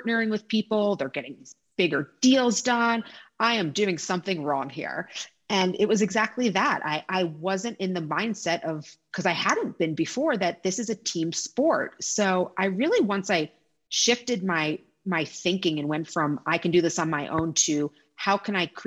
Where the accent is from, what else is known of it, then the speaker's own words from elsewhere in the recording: New York City, New York, United States; I'm a proud New Yorker, born and raised